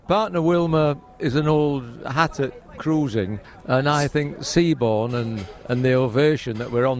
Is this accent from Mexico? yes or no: no; York, Yorkshire and the Humber, United Kingdom; My home is Old York, the original York of New York.